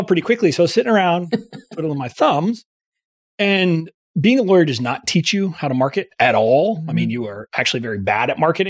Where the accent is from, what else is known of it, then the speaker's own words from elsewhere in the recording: McAllen, Texas, United States; also born or lived in Fort Worth, Texas; now in Washington, D.C., United States; I am originally from Texas. I'm originally from deep South Texas, okay. McAllen, which is near the Mexican border